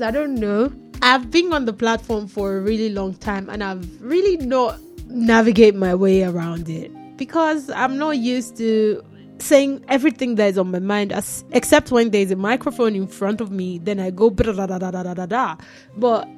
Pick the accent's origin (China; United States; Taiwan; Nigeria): Nigeria; I'm Nigerian